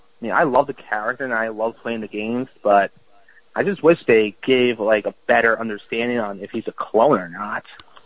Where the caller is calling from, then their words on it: Bayonne, New Jersey, United States; I'm calling from Bayonne, New Jersey.